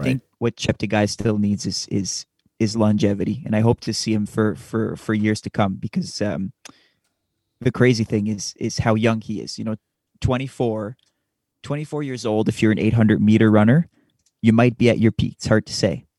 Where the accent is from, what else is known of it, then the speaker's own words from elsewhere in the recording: Canada; As we're Canadian